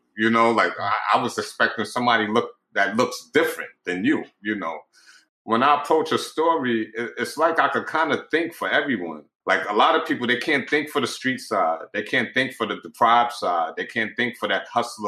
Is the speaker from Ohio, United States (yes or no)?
no; New York City, New York, United States; I grew up in Pink Houses Projects and Brownsville Projects